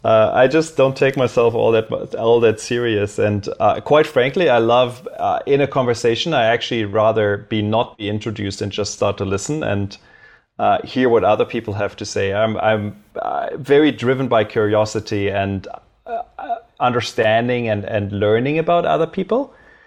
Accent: Berlin, Germany; also born or lived in Cologne; I originally grew up in Germany, so I was born in Cologne. I spent my formative years in Berlin

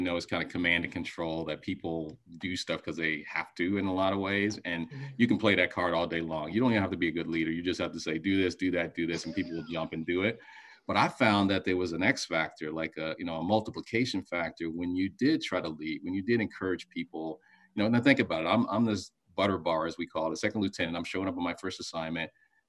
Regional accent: Washington, District of Columbia, United States; That's right, Southeast, and then moved around, but was born in Southeast

